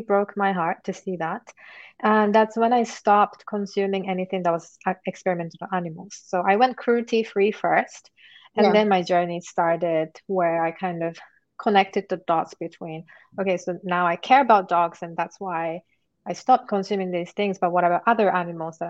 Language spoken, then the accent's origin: English; Japan; now in United Kingdom; I'm originally from Japan. And I am currently based in UK